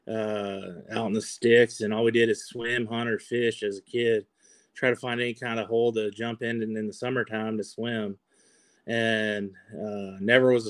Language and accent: English; Michigan, United States; I'm from the Midwest, grew up in Michigan